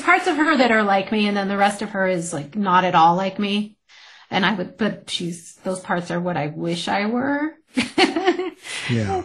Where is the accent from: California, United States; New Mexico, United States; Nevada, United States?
New Mexico, United States; moved away as an adult; it took me 15 years away to realize there's a lot I didn't appreciate about my home state